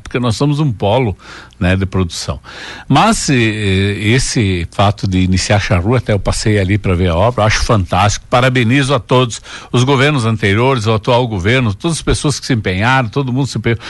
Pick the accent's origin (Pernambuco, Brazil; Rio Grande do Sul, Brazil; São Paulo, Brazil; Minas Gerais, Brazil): Rio Grande do Sul, Brazil; Água Santa; moved away as an adult; also born or lived in Santa Cecília; now in Tapejara, Brazil; eu nasci em Santa Cecília, me criei Sim. em Água Santa e vim morar em Tapejara.